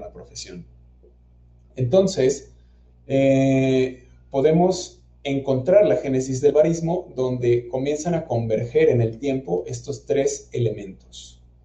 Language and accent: Spanish; Hidalgo, Mexico; moved away as an adult; now in Guanajuato, Mexico; yo soy originario del estado de Hidalgo, en México, pero vine a la ciudad de Guanajuato a estudiar